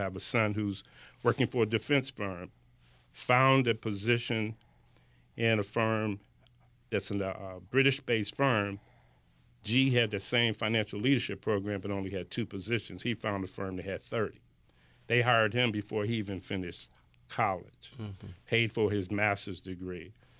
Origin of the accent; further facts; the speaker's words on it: Buffalo, New York, United States; I came from Buffalo and had the experience of WBLK and WUFO